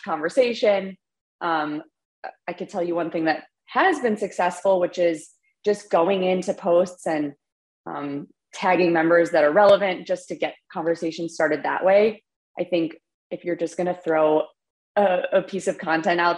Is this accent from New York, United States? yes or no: no; Chicago, Illinois, United States; I'm from Chicago, and I am the community manager at Gong.